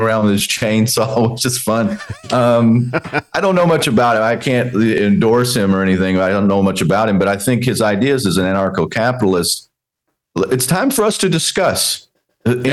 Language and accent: English; Texas, United States; growing up in Texas, uh, watching my dad